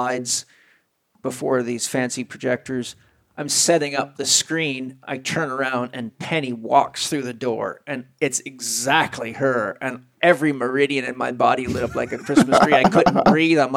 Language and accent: English; San Diego, California, United States; I'm from San Diego, California